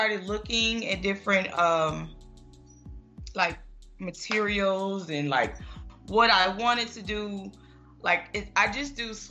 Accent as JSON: {"language": "English", "town": "Memphis", "region": "Tennessee", "country": "United States", "moved": "yes", "lives_now": "Atlanta, United States", "said": "I'm from Memphis, originally from Memphis. I live in Atlanta now."}